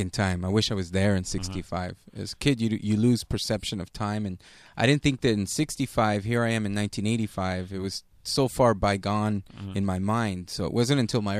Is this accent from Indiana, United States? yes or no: no; La Habra, California, United States; La Habra is my hometown